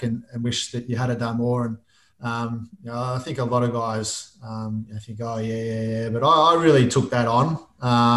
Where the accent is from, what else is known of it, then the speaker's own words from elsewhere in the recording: Albury, New South Wales, Australia; now in Melbourne, Australia; Albury, which is my hometown.